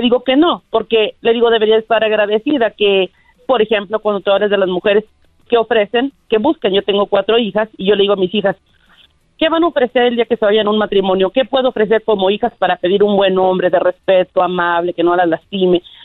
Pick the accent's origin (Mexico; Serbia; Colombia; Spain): Mexico; Soy mexicana